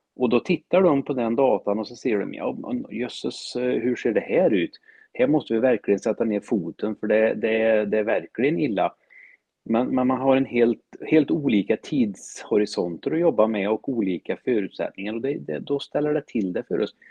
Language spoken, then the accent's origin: Swedish; Värmland, Sweden; jag är en skogstokig värmlänning som älskar människor